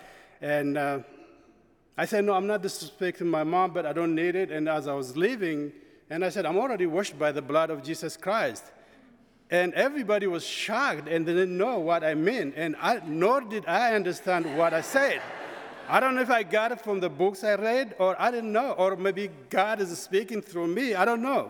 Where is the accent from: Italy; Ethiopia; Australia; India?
Ethiopia; moved away as an adult; I'm from Ethiopia, and I grew up in Ethiopia, born and raised